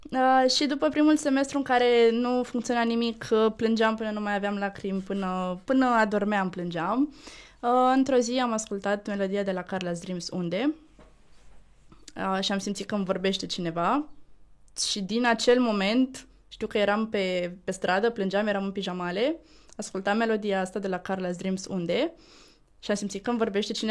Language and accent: Romanian; Tulcea, Tulcea County, Romania; now in Bucharest, Romania; Eu sunt din Tulcea.